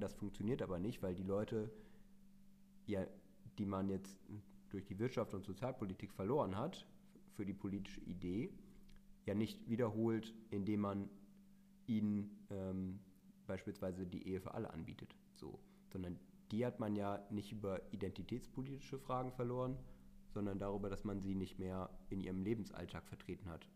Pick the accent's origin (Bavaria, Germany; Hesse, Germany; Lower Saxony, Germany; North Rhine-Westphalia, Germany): North Rhine-Westphalia, Germany; Meerbusch; ich komme aus Meerbusch.